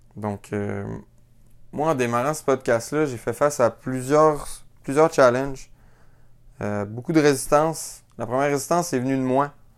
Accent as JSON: {"language": "French", "town": "Quebec City", "region": "Quebec", "country": "Canada", "tie": "born or raised there", "said": "je suis originaire de la ville de Québec. C'est là que j'ai grandi"}